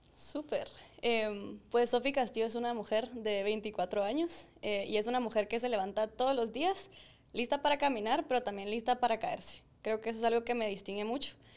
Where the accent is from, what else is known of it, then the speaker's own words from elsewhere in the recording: Guatemala; nosotros, como chapines super cracks